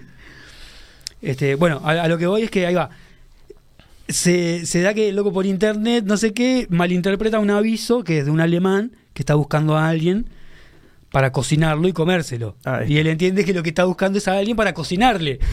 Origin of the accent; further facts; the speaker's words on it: Uruguay; sos de Uruguay